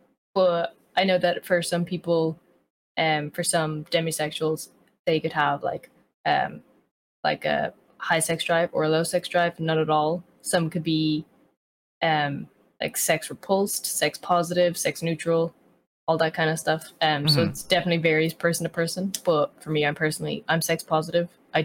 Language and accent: English; Ireland; I am an Irish content creator